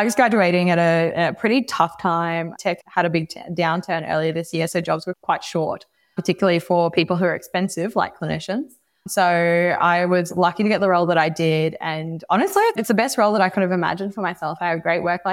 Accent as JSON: {"language": "English", "country": "Australia", "tie": "born or raised there", "moved": "as an adult", "lives_now": "San Francisco, United States", "said": "growing up in Australia your whole life"}